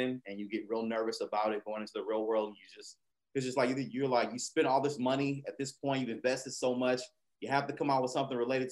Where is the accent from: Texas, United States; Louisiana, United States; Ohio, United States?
Texas, United States; Houston; being from Houston